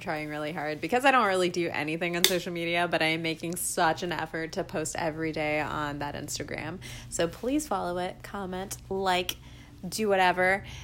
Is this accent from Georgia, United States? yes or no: yes; Georgia, United States; I'm from Georgia